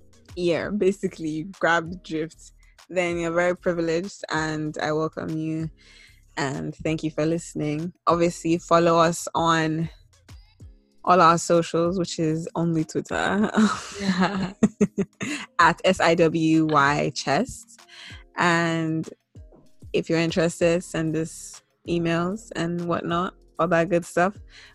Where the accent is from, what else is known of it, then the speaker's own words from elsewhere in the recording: Nigeria; And a lot of my identity is very, very, very Nigerian centered.